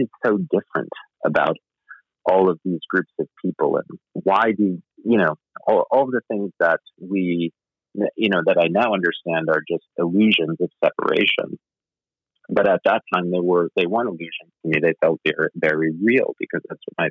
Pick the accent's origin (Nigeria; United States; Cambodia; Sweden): United States; Rotterdam, New York; A small town outside of Albany, New York, called Rotterdam